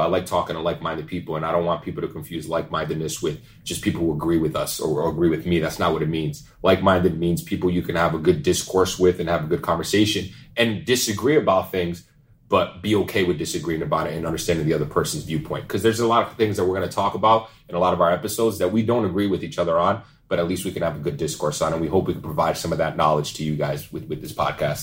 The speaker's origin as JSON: {"language": "English", "town": "Pawtucket", "region": "Rhode Island", "country": "United States", "tie": "born or raised there", "said": "So I'm from Rhode Island. Obviously, for those of y'all that don't know, Pawtucket, Rhode Island, to be exact. Born and raised"}